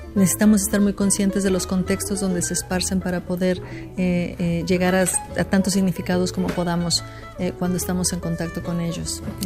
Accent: Mexico; now in Houston, United States; soy escritora mexicana que vive en Estados Unidos

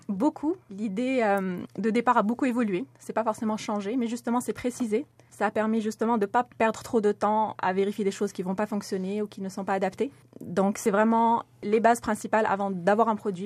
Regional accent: Morocco; moved away as an adult; j'ai grandi au Maroc

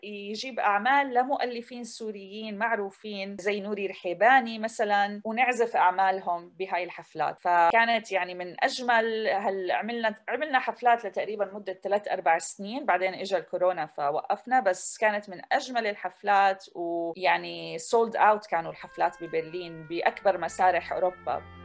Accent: Jordan; now in Canada; انولدت وتربيت بالأردن

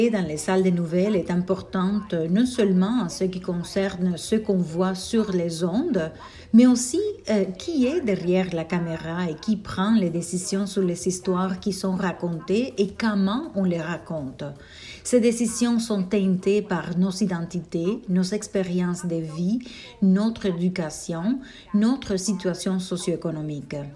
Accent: Panama; born there; On parle très peu de mon identité panaméenne alors je me sens très fière de représenter mon pays natal.

